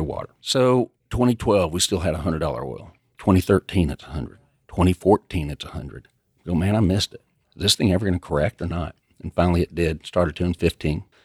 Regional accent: Lubbock, Texas, United States; also born or lived in Dallas; I grew up out in Lubbock, came over to Dallas in nineteen eighty-eight.

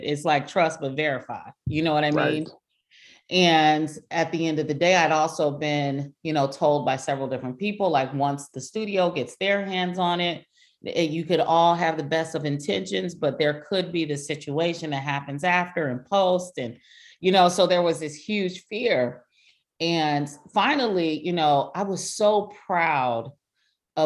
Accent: Compton, California, United States; we're from Compton

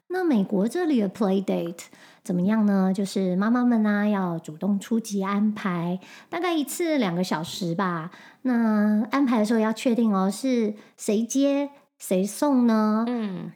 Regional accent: Taiwan; moved away as an adult; also born or lived in Singapore; now in United States; 我是台湾人

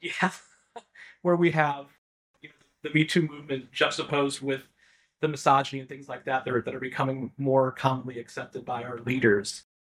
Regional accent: Midwest, United States; I'm a Midwesterner as well

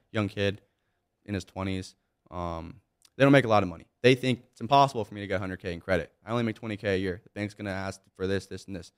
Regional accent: Monrovia, California, United States; I grew up in Monrovia, California. It's a small little town, kinda close to Pasadena.

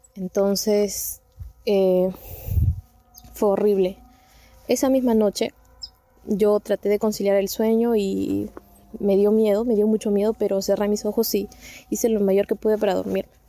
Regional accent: Peru; yo soy de Perú

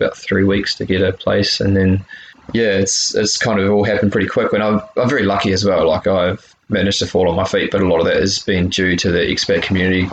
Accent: New Zealand; moved away as an adult; also born or lived in United States; now in Vancouver, Canada; back in New Zealand, kind of been there back in my hometown

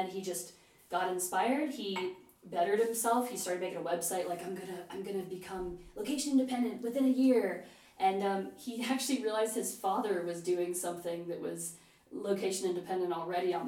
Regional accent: Cincinnati, Ohio, United States; moved away as an adult; also born or lived in Tokyo; I actually applied to the University of Cincinnati, my hometown

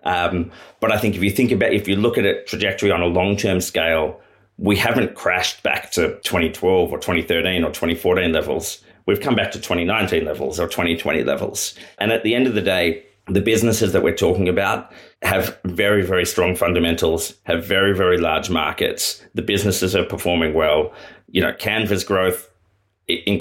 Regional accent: Australia; As an Australian

